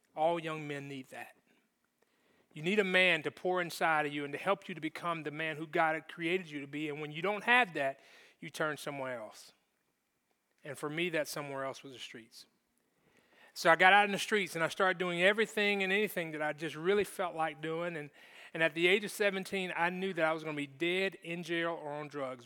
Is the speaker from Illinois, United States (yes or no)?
no; Jacksonville, Florida, United States; I grew up in Jacksonville, Florida